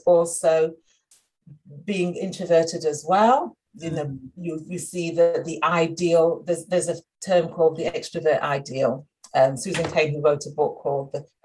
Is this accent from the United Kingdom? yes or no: yes; Sheffield, Yorkshire and the Humber, United Kingdom; I grew up in Sheffield, only Black girl in my class